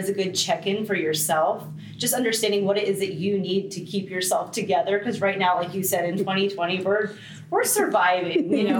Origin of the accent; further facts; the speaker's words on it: Baltimore, Maryland, United States; now in Florida, United States; So I'm actually from Baltimore, Maryland.